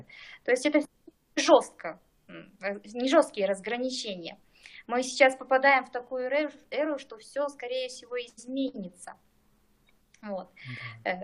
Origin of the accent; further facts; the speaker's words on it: Krasny Yar, East Kazakhstan Region, Kazakhstan; Я из Восточного Казахстана, Бородулихинский район, село Красный Яр